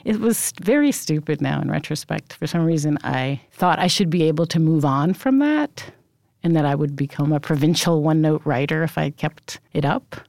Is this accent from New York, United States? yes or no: yes; New York City, New York, United States; also born or lived in Brooklyn; Yes, I absolutely grew up in Rockaway, although I was born in Brooklyn, but we moved when I was very small